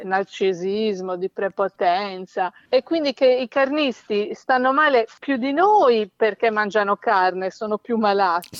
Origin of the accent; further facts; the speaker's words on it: Sardinia, Italy; sono sarda